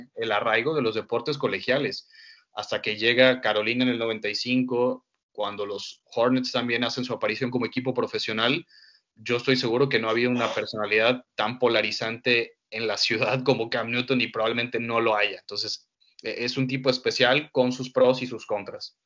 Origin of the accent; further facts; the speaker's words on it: Mexico; mi ciudad natal, que es Lapa, que fue donde yo empecé a transmitir